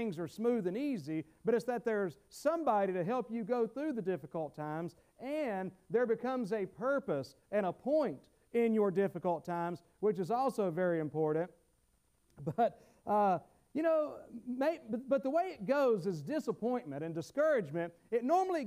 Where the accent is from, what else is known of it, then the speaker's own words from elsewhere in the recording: the South, United States; accent: southern; my southern accent